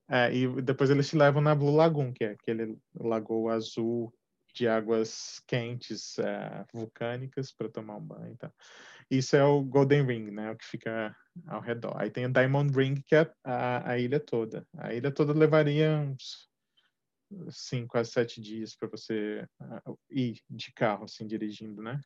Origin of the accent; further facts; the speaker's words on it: Minas Gerais, Brazil; moved away as an adult; also born or lived in São Paulo; mudei de Minas para São Paulo, sou mineiro de nascimento